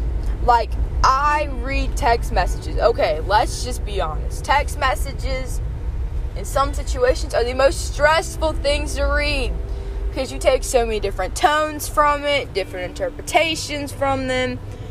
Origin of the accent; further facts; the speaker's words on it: the South, United States; accent: Southern; Which I love that you can just drive and listen to my horrible southern accent, which apparently I have.